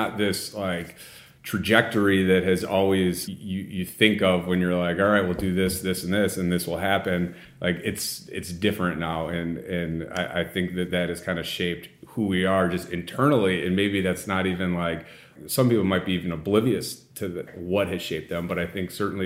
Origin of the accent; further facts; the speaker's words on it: Illinois, United States; moved away as an adult; also born or lived in Waukesha, Wisconsin / Washington, D.C.; now in Wisconsin, United States; I grew up in Illinois